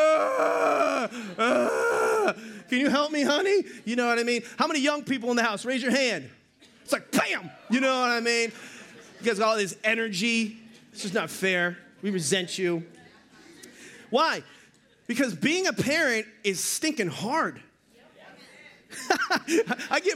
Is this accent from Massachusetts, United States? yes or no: yes; Boston, Massachusetts, United States; I'm from Boston.